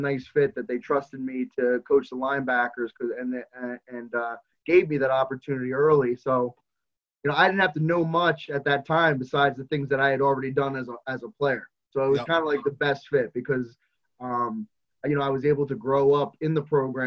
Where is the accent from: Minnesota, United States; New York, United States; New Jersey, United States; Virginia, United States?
New Jersey, United States; Raritan High School, Monmouth County; I'm a graduate from Raritan High School, and I graduated in football 98, 99 was my graduation year.